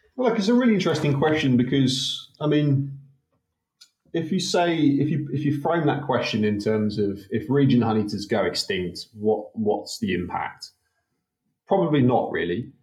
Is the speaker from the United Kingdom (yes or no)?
yes; United Kingdom; also born or lived in Wollongong, Australia; now in Australia; growing up in the UK, as you can tell from my dodgy accent